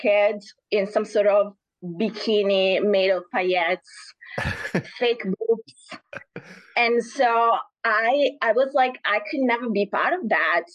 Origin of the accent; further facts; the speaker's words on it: Naples, Campania, Italy; moved away; I'm from the south. I'm from Naples.